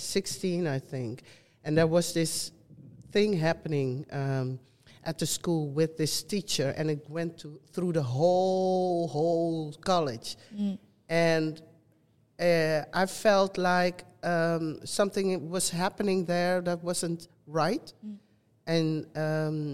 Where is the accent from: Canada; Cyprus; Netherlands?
Netherlands; also born or lived in Suriname; living and growing up in the Netherlands